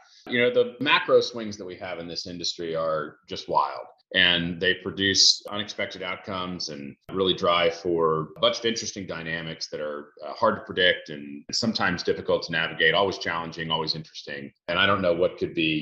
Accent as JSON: {"language": "English", "town": "Houston", "region": "Texas", "country": "United States", "tie": "born or raised there", "also_born_or_lived": "Boston, Massachusetts", "said": "grew up in Houston"}